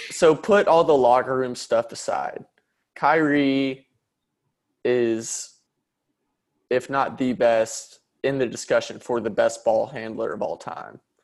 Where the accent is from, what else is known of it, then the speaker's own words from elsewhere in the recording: Dallas, Texas, United States; I'm from Dallas